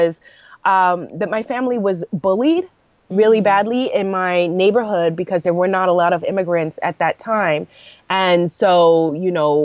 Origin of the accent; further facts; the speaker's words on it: New York City, New York, United States; also born or lived in Brooklyn, New York / Guyana (family); Born in Brooklyn, grew up in Queens, went to school in Manhattan and in upstate New York